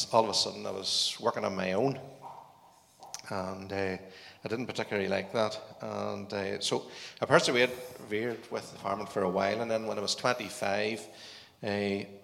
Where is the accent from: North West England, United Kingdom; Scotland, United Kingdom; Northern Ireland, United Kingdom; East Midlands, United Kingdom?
Northern Ireland, United Kingdom; I was brought up on a farm, and I actually went to Greenmount Agricultural College